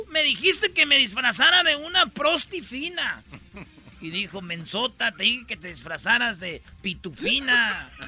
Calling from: Scottsdale, Arizona, United States; me fui a Glendale, de Glendale estoy ahora en Scottsdale. Aquí estoy en Scottsdale. Aquí es donde vive la gente rica de dinero de, de Phoenix.

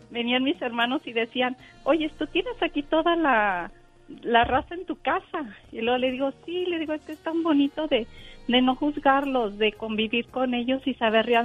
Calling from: Sacramento, California, United States; Somos vecinos aquí de Sacramento.

